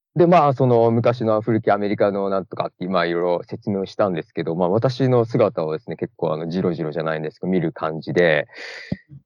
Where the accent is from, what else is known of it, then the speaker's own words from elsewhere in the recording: Matsumoto, Nagano, Japan; moved away as an adult; now in Orange County, United States; 僕は長野県松本市出身ですね